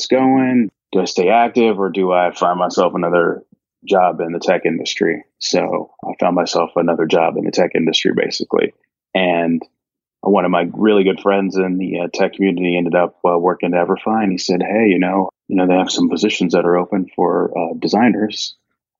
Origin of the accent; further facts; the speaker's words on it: Cincinnati, Ohio, United States; moved away as an adult; also born or lived in Evendale, Ohio / Washington, D.C. / New York City; growing up in Cincinnati, I lived in Cincinnati proper for the first part of my like childhood